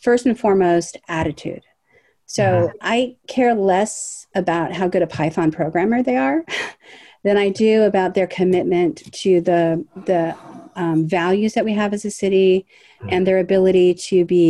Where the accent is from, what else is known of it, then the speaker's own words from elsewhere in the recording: Los Angeles, California, United States; also born or lived in Washington, D.C.; I'm a third generation Angeleno. I always lived in the city